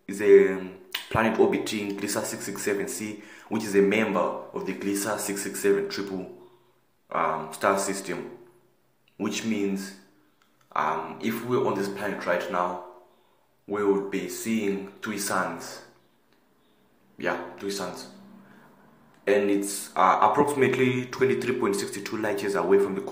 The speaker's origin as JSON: {"language": "English", "country": "South Africa", "said": "I'm from South Africa and I'm 15 years old"}